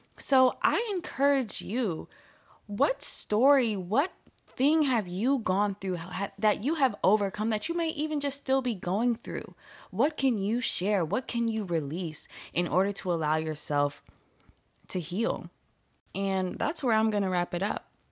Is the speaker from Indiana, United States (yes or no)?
yes; Indianapolis, Indiana, United States; also born or lived in Sacramento; now in Los Angeles, United States; when I was growing up in Indianapolis